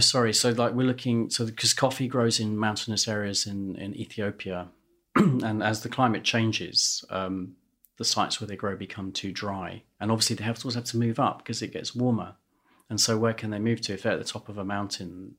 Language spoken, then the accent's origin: English; London, United Kingdom; I was born in London and grew up in London